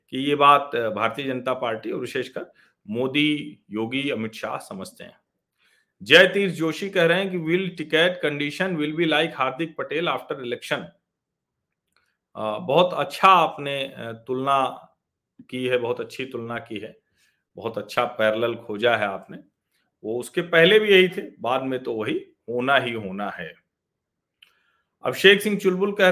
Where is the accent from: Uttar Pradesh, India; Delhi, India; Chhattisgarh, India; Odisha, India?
Uttar Pradesh, India; Pratapgarh; मैं प्रतापगढ़ से हूँ और मेरा गांव कुंडा तहसील में है तो अब मेरे गांव में तो गन्ना लगभग नहीं उगाते हैं लोग